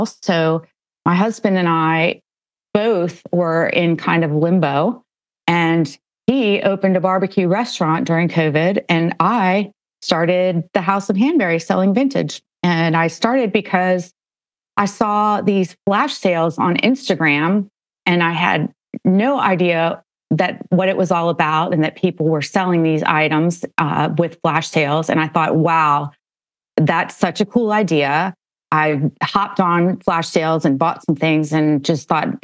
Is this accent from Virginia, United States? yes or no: yes; Northern Virginia, United States; I grew up in Northern Virginia